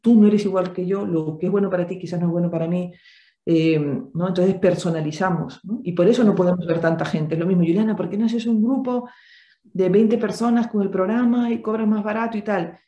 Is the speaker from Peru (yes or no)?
yes; Peru; Yo soy de Perú